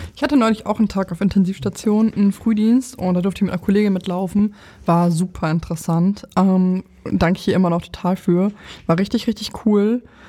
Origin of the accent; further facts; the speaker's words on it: Lower Saxony, Germany; moved away as an adult; also born or lived in Oldenburg; now in Berlin, Germany; ich komme ja aus Niedersachsen